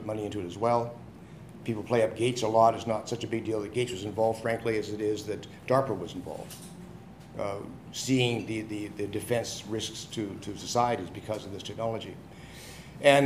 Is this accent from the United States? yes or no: no; Winnipeg, Manitoba, Canada; I come from Winnipeg in Canada